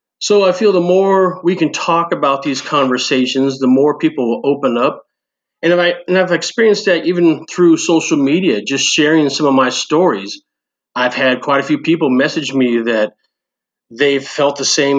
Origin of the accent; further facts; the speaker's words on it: Northern California, United States; moved away as an adult; also born or lived in Omaha; now in Bellevue, United States; I grew up in Northern California.